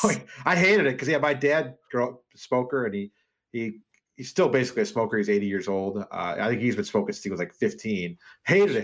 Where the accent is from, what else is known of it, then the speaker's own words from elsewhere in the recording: Wheaton, Illinois, United States; also born or lived in Dubuque, Iowa / Des Moines, Iowa; I grew up in Wheaton